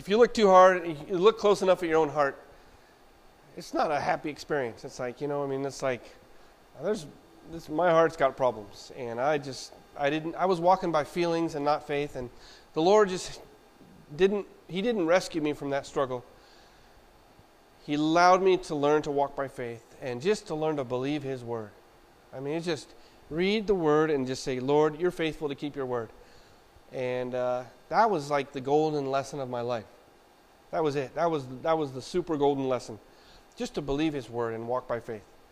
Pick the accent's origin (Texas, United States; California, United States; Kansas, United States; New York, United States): Kansas, United States; Wichita; I was born in Wichita, Kansas